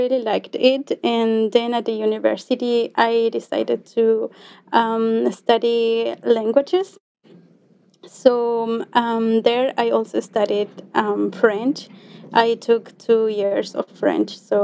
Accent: Tungurahua, Ecuador; first language Quechua; English is a second language; moved away as an adult; I'm Ecuadorian. My culture is called Salasaca. So there we speak Quechua

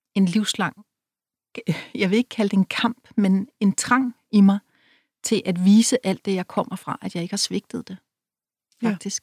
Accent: Rødby, Zealand, Denmark; moved away; Jeg var en pige fra byen, selvom jeg var fra Rødby.

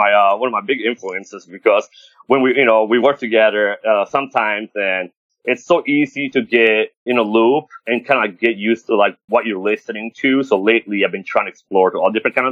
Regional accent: Rome, Lazio, Italy; now in United States; I was born and raised in Rome

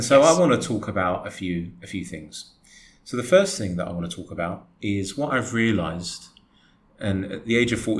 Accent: England, United Kingdom; I am English, born and raised there, but I've got Greek blood.

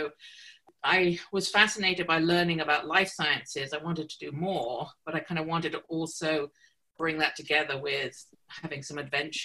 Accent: Stapleford, East of England, United Kingdom; now in Toronto, Canada; So I was born just outside of Cambridge, England. So I was born in a little village called Stapleford. And that's where I grew up

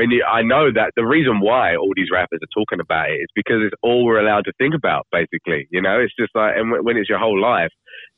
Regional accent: England, United Kingdom; now in Australia; I'm English as well

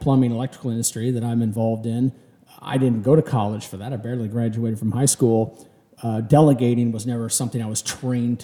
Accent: Kansas City, United States; I'm from Kansas City.

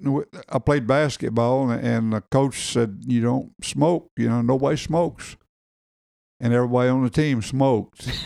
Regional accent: Bee Branch, Arkansas, United States; born or raised there; also born or lived in Morganton

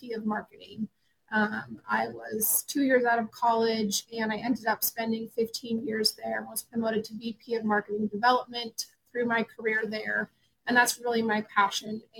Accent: Montana, United States; I grew up in Montana in a ranching community

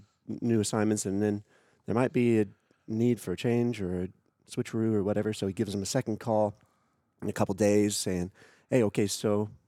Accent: Tulsa, Oklahoma, United States; moved away; Yeah, I grew up in town.

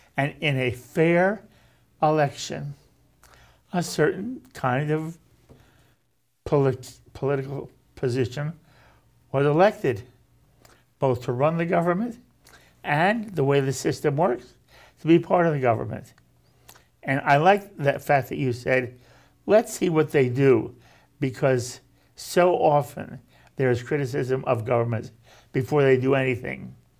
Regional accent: United States; we as American Jews

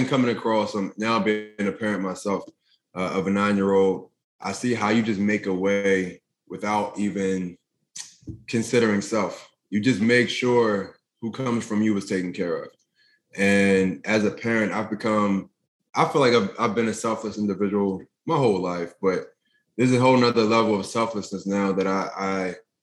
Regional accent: Philadelphia, Pennsylvania, United States; growing up in North Philadelphia

